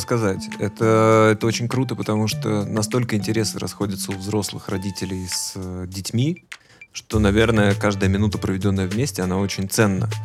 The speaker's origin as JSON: {"language": "Russian", "town": "Volgograd", "region": "Volgograd Oblast", "country": "Russia", "tie": "born or raised there", "said": "мы оба выросли в Волгограде"}